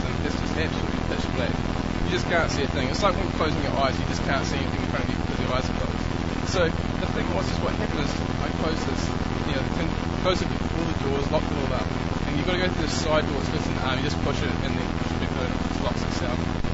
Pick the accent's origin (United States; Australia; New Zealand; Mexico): New Zealand; I run a Bible study back home in New Zealand